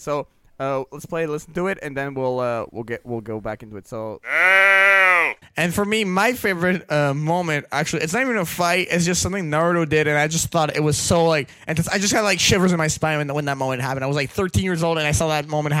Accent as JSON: {"language": "English", "country": "Canada", "said": "I am Canadian."}